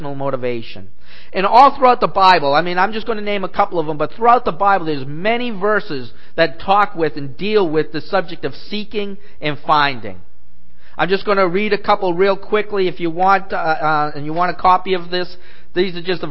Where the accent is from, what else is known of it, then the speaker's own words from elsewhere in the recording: New England, United States; I grew up in New England